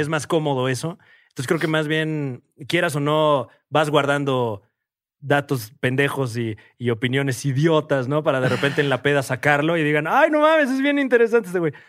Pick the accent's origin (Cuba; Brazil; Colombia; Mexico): Mexico